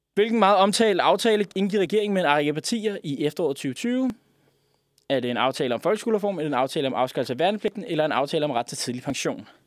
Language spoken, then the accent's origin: Danish; Denmark